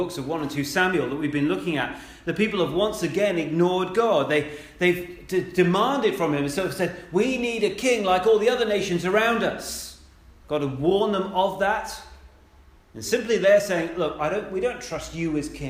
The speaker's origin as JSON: {"language": "English", "country": "United Kingdom", "said": "We love doing that as British people"}